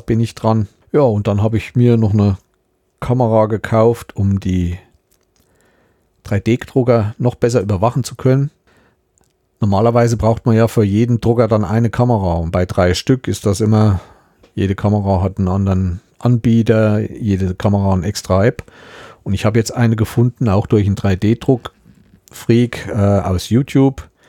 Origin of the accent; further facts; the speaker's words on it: Thuringia, Germany; ich bin in Südthüringen aufgewachsen, ich bin immer bis hoch zum Rennsteig gekommen und alles, was in Richtung Süden war, die ganze Seite kenne ich sehr gut und sehr intensiv.